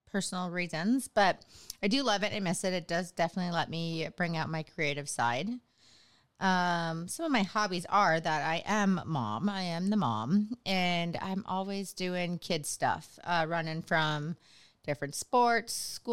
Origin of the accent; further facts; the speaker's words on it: Minnesota, United States; moved away as an adult; now in Texas, United States; I grew up in Minnesota